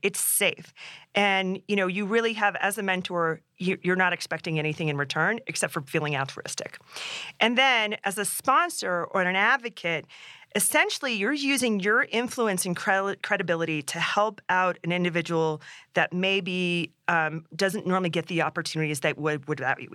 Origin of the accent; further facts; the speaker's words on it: Alaska, United States; now in Colorado, United States; growing up in Alaska